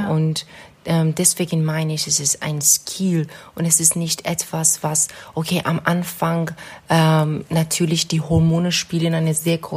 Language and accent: German; Iran; German is a second language; moved away as an adult; now in Germany; Ähm, ich bin im Iran geboren und aufgewachsen. Ich bin ähm, wegen meinem Master nach Deutschland gekommen.